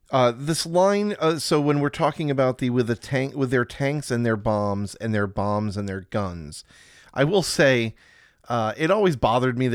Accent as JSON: {"language": "English", "country": "Ireland", "said": "even though I'm Irish, it wasn't me. I didn't do it. Because being Irish, it was quite hard, especially in the UK, when there was so much tension."}